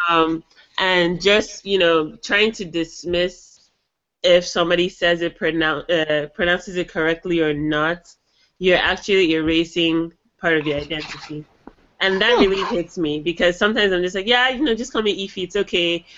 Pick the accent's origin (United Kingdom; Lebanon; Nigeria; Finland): Nigeria; moved away as an adult; now in United States; I'm from Nigeria